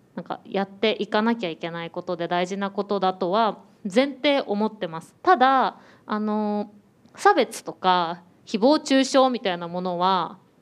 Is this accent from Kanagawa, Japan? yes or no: no; Tokyo, Japan; 私も東京生まれ東京育ちで